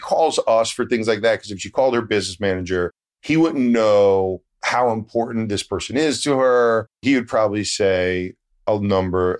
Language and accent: English; Connecticut, United States; also born or lived in New York City; I was born in New York City, lived in Connecticut. Very Northeast upbringing